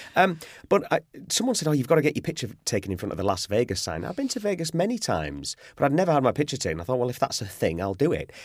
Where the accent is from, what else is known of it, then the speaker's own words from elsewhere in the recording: Yorkshire and the Humber, United Kingdom; I'm from Yorkshire, which is the, the north of England